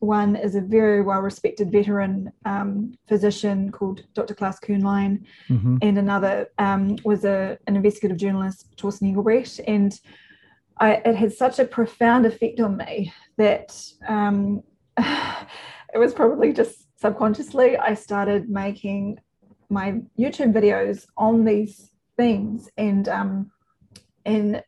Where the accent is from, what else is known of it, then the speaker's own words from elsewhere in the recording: New Zealand; I'm a New Zealander